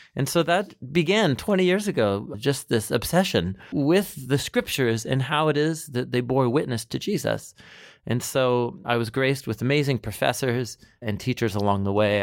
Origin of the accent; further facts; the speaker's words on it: Portland, Oregon, United States; I grew up in Portland, Oregon